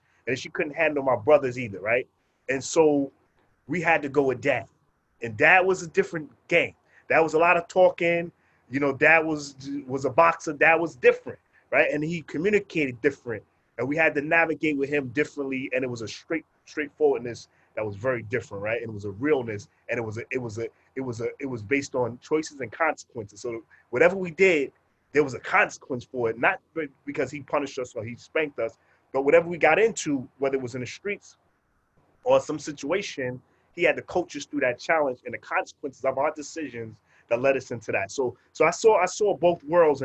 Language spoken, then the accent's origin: English; New York City, New York, United States; also born or lived in Brooklyn; we grew up in Far Rockaway, Queens, and then we grew up in different Wave Crest